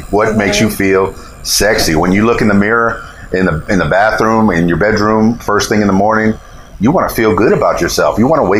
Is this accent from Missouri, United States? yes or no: no; Florida, United States; I'm from the Florida Keys, and we had lots of nude beaches on there